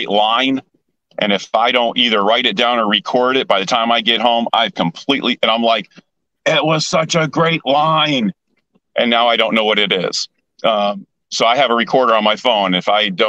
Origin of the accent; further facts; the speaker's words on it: New York, United States; now in Orlando, United States; I was born in New York.